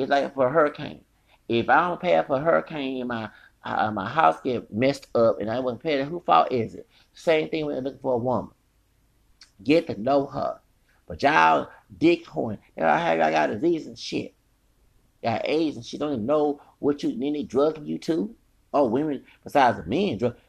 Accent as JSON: {"language": "English", "region": "the South", "country": "United States", "said": "I'm from the South. I don't know. That's why I'm for integration. I'm glad I went to an integrated school."}